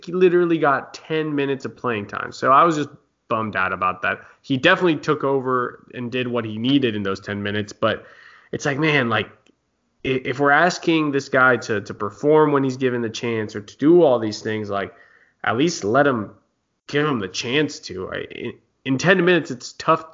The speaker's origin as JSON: {"language": "English", "country": "United States", "said": "as an American fan"}